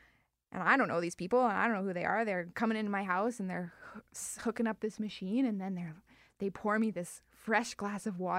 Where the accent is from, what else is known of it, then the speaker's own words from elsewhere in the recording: Winnipeg, Manitoba, Canada; I grew up on the farm, small town.